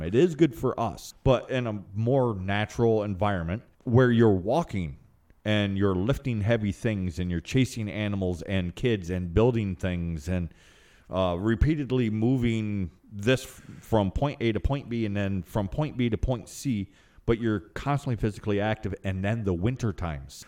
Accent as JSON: {"language": "English", "country": "United States", "tie": "born or raised there", "first_language": "English", "said": "I was raised here in America, but I was raised sideways of society."}